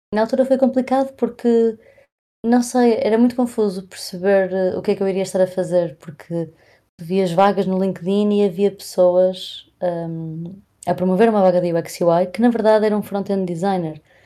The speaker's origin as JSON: {"language": "Portuguese", "town": "Porto", "region": "Norte", "country": "Portugal", "said": "eu sou do Porto"}